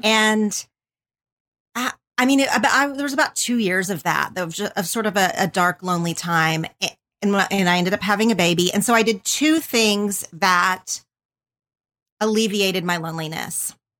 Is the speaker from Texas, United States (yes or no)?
no; southern Oklahoma, United States; moved away as an adult; now in Los Angeles, United States; I grew up in a super tiny town in southern Oklahoma